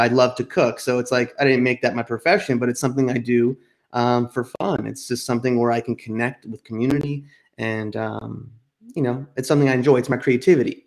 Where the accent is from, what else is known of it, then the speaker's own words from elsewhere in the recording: outside New York City and New Jersey, United States; moved away as an adult; also born or lived in Boston / California; I grew up outside of New York City and New Jersey